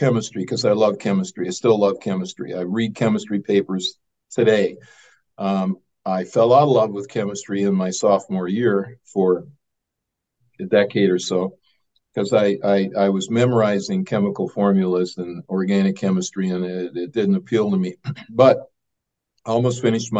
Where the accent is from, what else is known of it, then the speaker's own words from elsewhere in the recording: Oshkosh, Wisconsin, United States; moved away as an adult; also born or lived in California; I was born in Wisconsin, Oshkosh, Wisconsin